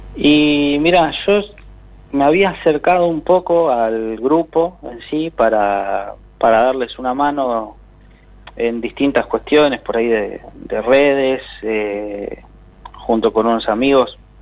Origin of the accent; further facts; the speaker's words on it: Buenos Aires, Argentina; nosotros somos, somos de Bajo Flores